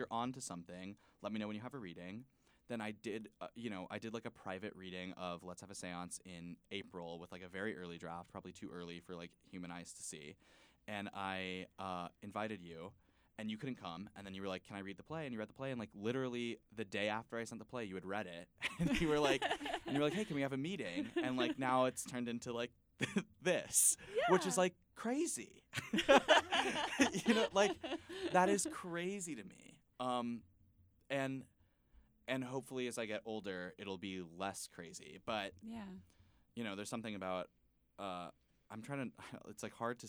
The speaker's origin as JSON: {"language": "English", "town": "Miami", "region": "Florida", "country": "United States", "also_born_or_lived": "Dallas, Texas", "moved": "yes", "said": "I'm from Miami originally, but I lived in Dallas."}